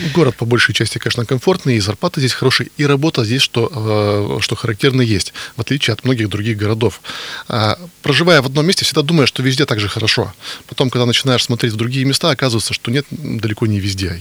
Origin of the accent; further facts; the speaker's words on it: Yekaterinburg, Sverdlovsk Oblast, Russia; Из Екатеринбурга